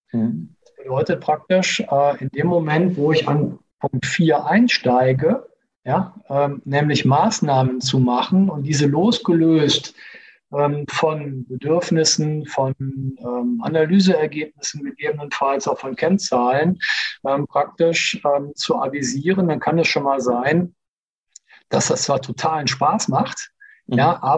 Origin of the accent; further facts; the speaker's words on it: Cologne, North Rhine-Westphalia, Germany; Und also ich komme aus Köln, alles, was du zweimal machst, ist eh schon Tradition.